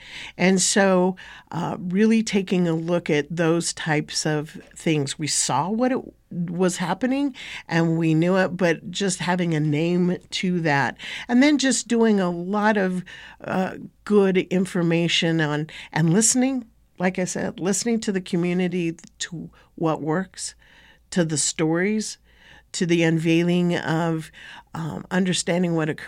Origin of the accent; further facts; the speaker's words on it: Northwest Territories, Canada; Well, first off, I would say that I come from Tchitni and Toria Tchitni Bashashi, the Dene Nation.